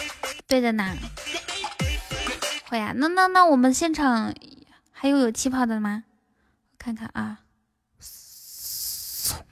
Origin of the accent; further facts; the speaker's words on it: Inner Mongolia, China; 我们内蒙古也有民歌的呀。